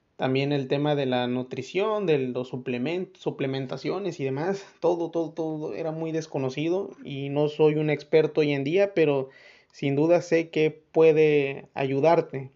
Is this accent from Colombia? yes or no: no; Mexico; nosotros como buenos mexicanos